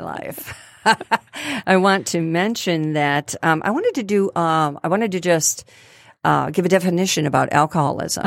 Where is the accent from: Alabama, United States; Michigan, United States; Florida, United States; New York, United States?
Michigan, United States; Grosse Pointe; I was born and raised in Grosse Pointe.